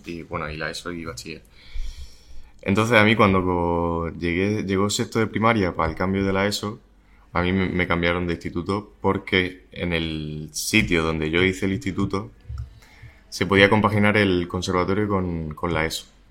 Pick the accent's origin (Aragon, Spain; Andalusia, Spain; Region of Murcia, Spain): Region of Murcia, Spain; Murcia; mi tierra, ¿no? De donde he estado siempre